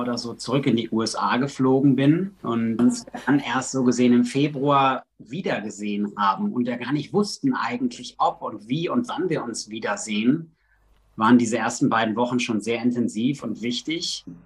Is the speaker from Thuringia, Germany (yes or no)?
no; Recklinghausen, North Rhine-Westphalia, Germany; moved away as an adult; also born or lived in Netherlands / Miami / South America; now in Los Angeles, United States; Ich komme eigentlich aus dem Ruhrgebiet, aus Recklinghausen